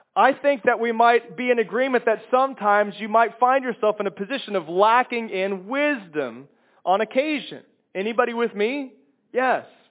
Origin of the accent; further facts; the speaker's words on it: Kansas, United States; moved away; also born or lived in Chicago, Illinois; I, I come from Kansas and lived in Chicago for 22 years